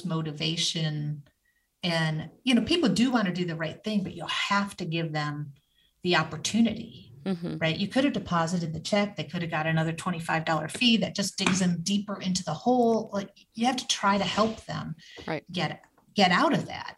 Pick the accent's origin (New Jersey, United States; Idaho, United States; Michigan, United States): Michigan, United States; I grew up in Michigan